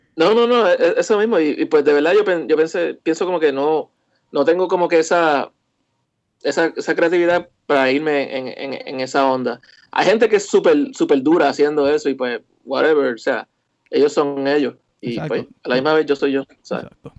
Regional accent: Carolina, Puerto Rico; also born or lived in western Puerto Rico; yo nací en Carolina

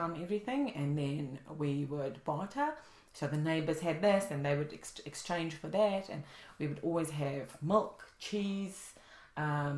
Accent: South Africa; moved away as an adult; I'm from South Africa originally, and I've been here 3 years

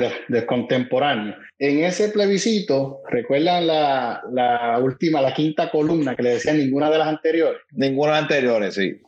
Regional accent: Puerto Rico; moved away; nosotros como puertorriqueños

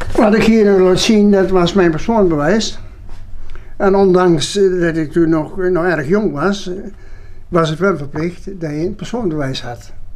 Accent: a hamlet in the municipality of Dreumel, Gelderland, Netherlands; also born or lived in Alphen (evacuated during the war winter); Baardenserf, waar ik geboren ben, dat was toen nog gemeente Drummen

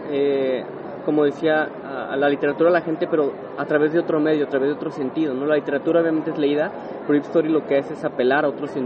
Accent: Guadalajara, Jalisco, Mexico; justamente nací en Guadalajara hace 31 años. Aquí he vivido toda mi vida afortunadamente y contento y orgulloso

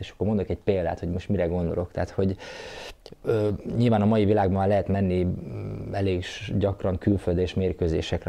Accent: Zalaegerszeg, Zala, Hungary; én ugye Egerszegen születtem, egerszegi srác voltam

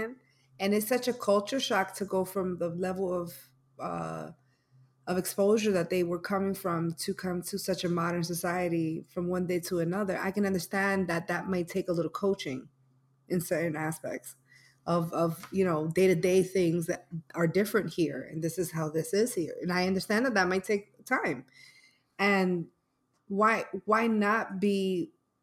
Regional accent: New York City, New York, United States; I'm from New York. And if you're from the Bronx and you went to school in Riverdale

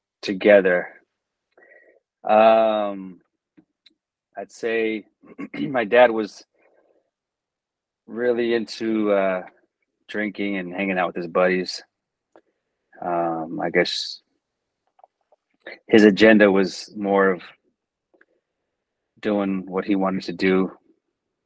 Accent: Texas, United States; I grew up in Texas, great state of Texas

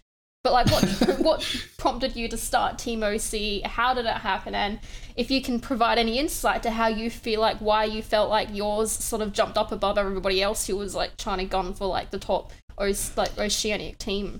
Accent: Adelaide, South Australia, Australia; I'm from Adelaide.

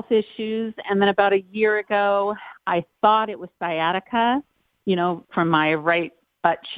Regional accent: Long Beach, California, United States; I grew up in Long Beach

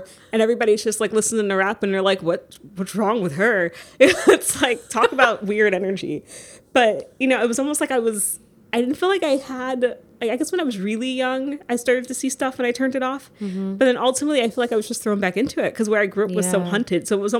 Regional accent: New York City, New York, United States; Up in the South Bronx in, like, I'm pretty sure one of the most haunted buildings in the Bronx.

